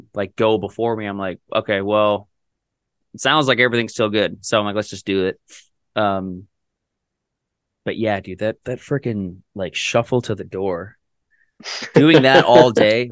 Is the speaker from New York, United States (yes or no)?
no; Minnesota, United States; now in Indianapolis, United States; I'm from Minnesota